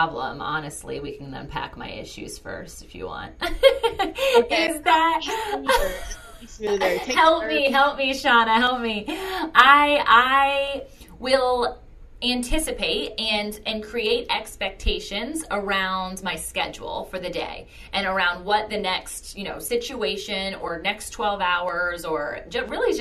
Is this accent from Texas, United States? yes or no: no; Virginia Beach, Virginia, United States; I am born and raised in Virginia Beach, Virginia, and I am not going anywhere